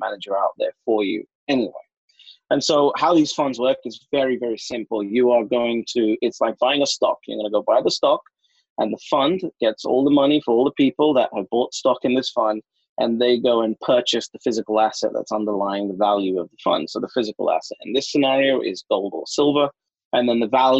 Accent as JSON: {"language": "English", "region": "London", "country": "United Kingdom", "tie": "born or raised there", "said": "My whole life, born and raised in London"}